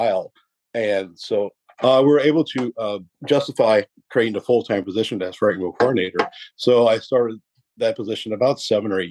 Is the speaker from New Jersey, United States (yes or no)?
no; Cut Off, Louisiana, United States; am from Cutoff, Louisiana, originally, way down there.